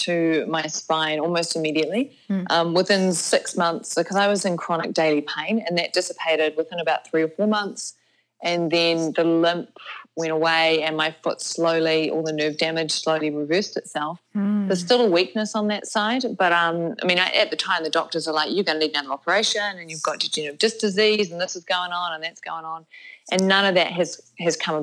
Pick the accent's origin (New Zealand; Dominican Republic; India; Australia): New Zealand; also born or lived in Canada / United States; So I am a Kiwi, so I live in New Zealand, although I did spend my 20s traveling